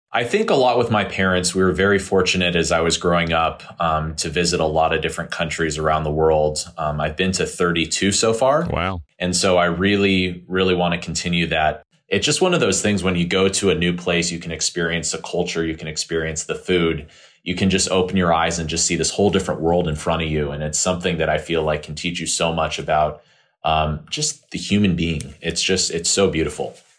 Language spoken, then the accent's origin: English; California, United States; moved away as an adult; move back to my home state of California